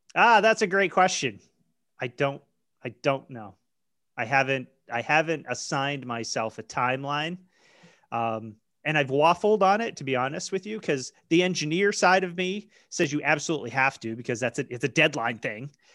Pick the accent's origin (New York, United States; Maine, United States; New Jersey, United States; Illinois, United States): Maine, United States; I grew up in Maine